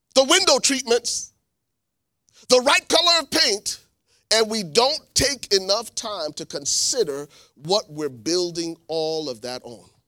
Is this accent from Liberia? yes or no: yes; Liberia; moved away; also born or lived in New Jersey, United States / Columbus, Ohio, United States; I'm originally from Liberia, West Africa. My family was granted political asylum in nineteen ninety-three.